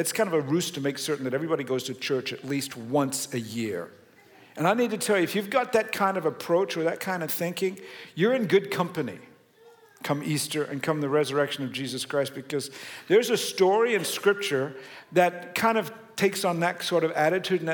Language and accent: English; Australia; moved away; I was born and raised in Australia, long family history there.